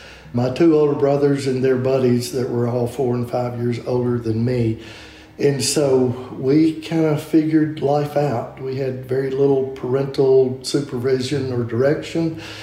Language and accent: English; Macon, Mississippi, United States; I grew up in Macon, Mississippi, which is a small town, which is all of Mississippi. And I lived out in the country. We farmed around 4,000 acres